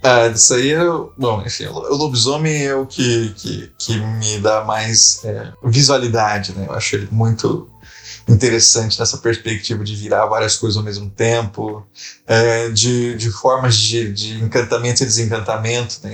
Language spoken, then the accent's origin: Portuguese; Brazil; moved away as an adult; now in Rio de Janeiro, Brazil; tem um registro do lá da minha terra